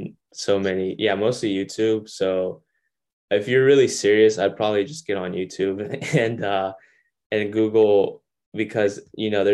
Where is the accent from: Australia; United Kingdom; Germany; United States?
United States; Longview, Texas; moved away; my hometown where I grew up in Longview, Texas